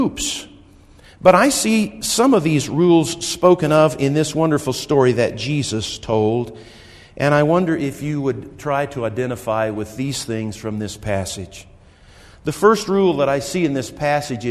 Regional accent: Wichita, Kansas, United States; now in Colorado, United States; I grew up in Wichita

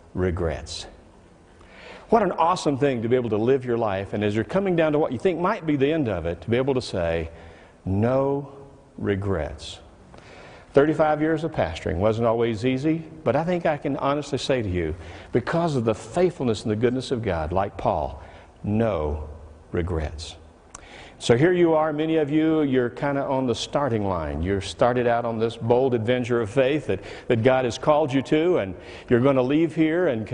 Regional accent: the South, United States; I'm from the South

